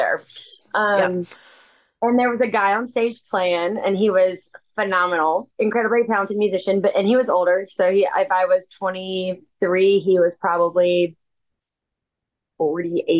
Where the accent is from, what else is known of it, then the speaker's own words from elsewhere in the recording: St. Louis, Missouri, United States; moved away as an adult; now in Nashville, United States; been in Nashville. I'm originally from St. Louis